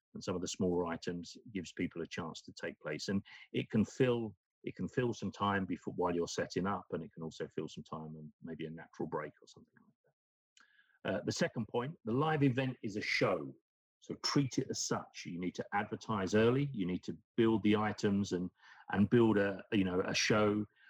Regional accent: United Kingdom; moved away; is my home country in the UK

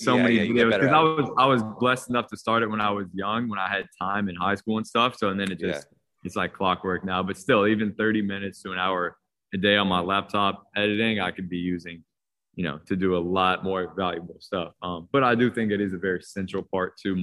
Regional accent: Washington, District of Columbia, United States; I grew up in Washington, D.C., long story short, hooped all the way up through high school

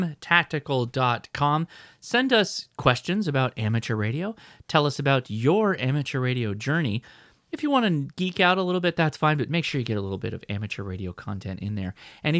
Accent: Southern California, United States; As a Southern Californian.

